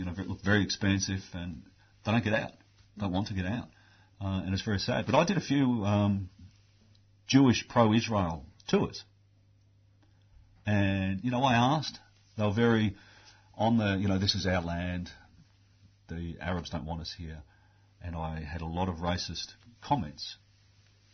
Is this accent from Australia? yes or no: yes; Australia; I'm an Australian